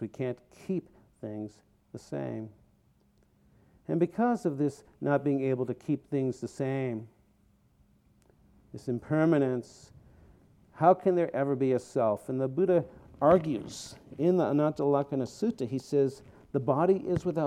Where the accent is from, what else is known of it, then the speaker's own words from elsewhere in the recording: outside of Boston, Massachusetts, United States; moved away as an adult; also born or lived in Vermont; now in California, United States; Growing up outside of Boston, I was a Jew